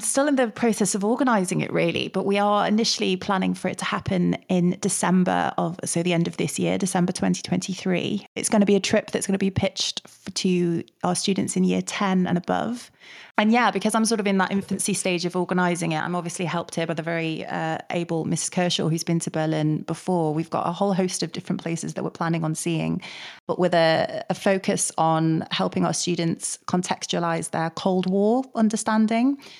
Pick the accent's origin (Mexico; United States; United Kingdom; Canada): United Kingdom; Manchester, North West England; we're from Manchester